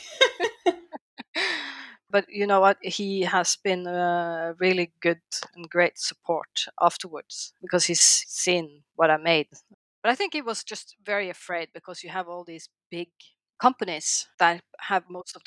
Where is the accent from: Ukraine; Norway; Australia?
Norway; also born or lived in The Hague, Netherlands; I'm from Norway.